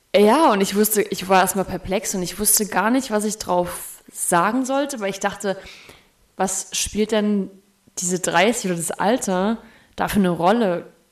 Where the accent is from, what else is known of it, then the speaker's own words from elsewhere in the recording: the East, East Germany, Germany; ich komme aus dem Osten